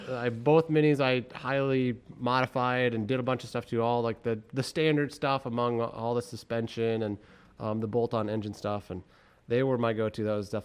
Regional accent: Northern Minnesota, United States; moved away as an adult; now in Twin Cities, United States; So I grew up in Northern Minnesota, up on what they call.

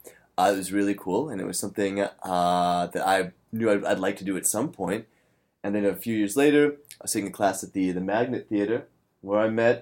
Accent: Omaha, Nebraska, United States; now in New York City, United States; I'm from Omaha, Nebraska, born and raised.

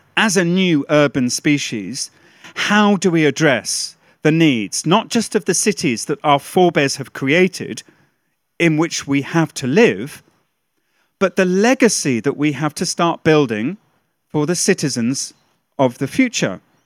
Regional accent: United Kingdom; a Brit

